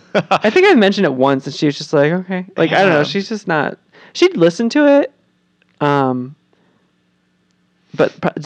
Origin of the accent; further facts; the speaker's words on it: Diamond, Ohio, United States; Diamond, Ohio.